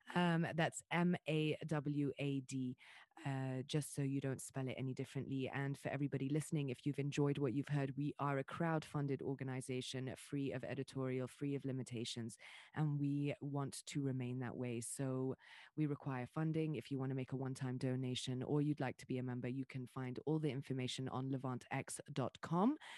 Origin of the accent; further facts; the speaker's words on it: Dubai, United Arab Emirates; also born or lived in Riyadh / Jeddah; I was born and raised in Dubai.